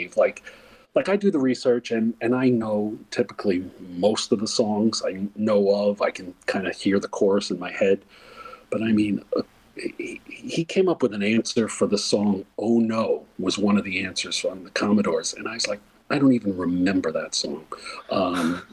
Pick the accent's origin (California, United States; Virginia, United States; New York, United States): New York, United States; near Woodstock; I grew up actually near Woodstock